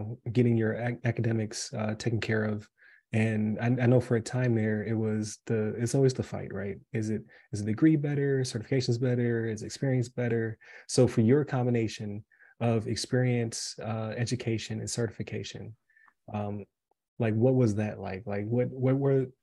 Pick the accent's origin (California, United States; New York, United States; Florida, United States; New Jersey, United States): New York, United States; Buffalo; moved away as an adult; now in Wesley Chapel, United States; I'm from Buffalo originally.